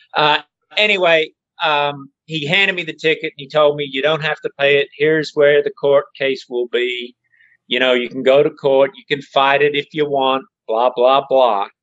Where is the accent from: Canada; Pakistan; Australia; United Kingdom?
Australia; moved away as an adult; now in United States; when I grew up in Australia